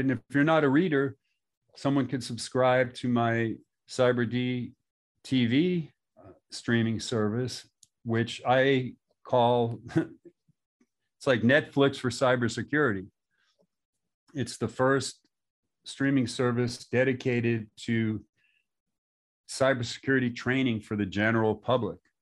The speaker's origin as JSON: {"language": "English", "region": "New York", "country": "United States", "tie": "born or raised there", "also_born_or_lived": "Long Beach, California", "moved": "as an adult", "said": "my neighborhood where I grew up in New York"}